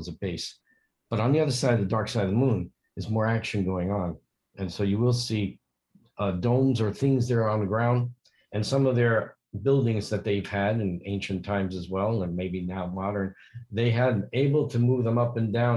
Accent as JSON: {"language": "English", "town": "Yonkers", "region": "New York", "country": "United States", "tie": "born or raised there", "said": "I was born in Yonkers"}